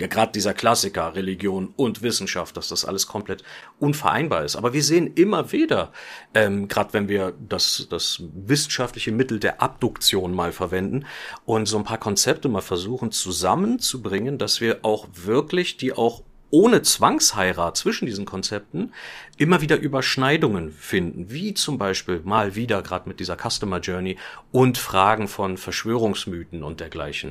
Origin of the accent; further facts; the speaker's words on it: Germany; Ich bin ja auch Deutscher